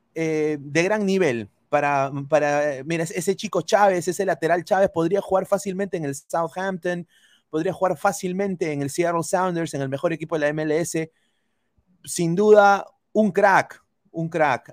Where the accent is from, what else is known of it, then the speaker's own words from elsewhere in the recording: Peru; moved away; como peruano, como eh, eh, periodista en el extranjero, como sudamericano